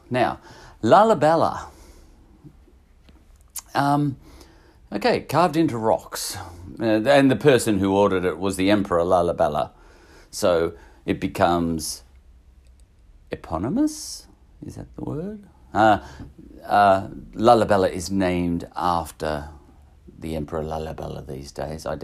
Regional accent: Australia; Uh, I'm Australian, so I'm calling him Fantasia.

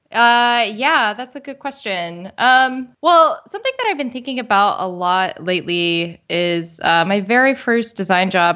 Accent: West Virginia, United States; I grew up in uh, West Virginia

